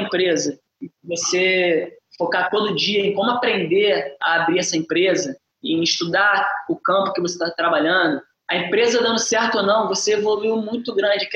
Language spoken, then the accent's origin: Portuguese; Brazil; now in Singapore; Eu penso muito nas pessoas do Brasil, é lógico, porque é o uhum. lugar da uhum. onde eu venho, de onde eu venho